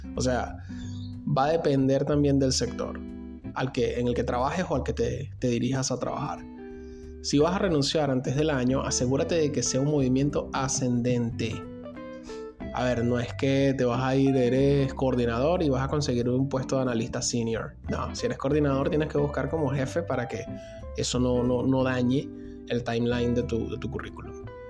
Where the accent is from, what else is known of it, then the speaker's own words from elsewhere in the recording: Venezuela; moved away; yo mismo soy un migrante venezolano